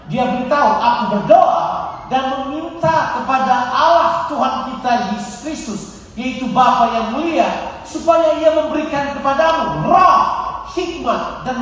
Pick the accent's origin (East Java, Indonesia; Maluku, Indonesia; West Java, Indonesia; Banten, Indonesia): Maluku, Indonesia; Ambon; Saya besar di Ambon, Di Camp Ambon. Dan di Camp Ambon kita rusak masih muda banget ya